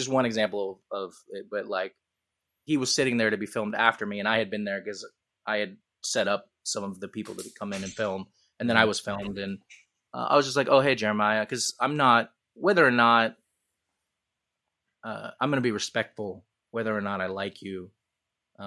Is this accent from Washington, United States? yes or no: yes; Seattle, Washington, United States; born and raised in Seattle, in the city limits